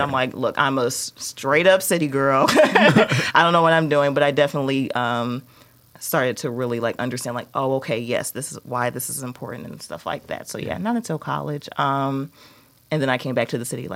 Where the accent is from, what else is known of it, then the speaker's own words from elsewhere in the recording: Chicago, Illinois, United States; I basically grew up on the South Side